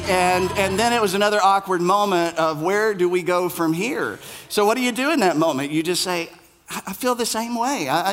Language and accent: English; Middlesboro, Kentucky, United States; I'm from this place in Kentucky. I'm from Bell County. I'm from Middlesboro.